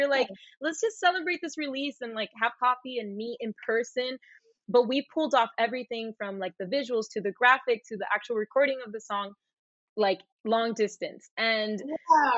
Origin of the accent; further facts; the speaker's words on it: Puerto Rico; moved away as an adult; also born or lived in Miami, Florida, United States / Florida, United States; now in Los Angeles, United States; I was born in Miami. I was raised in Puerto Rico.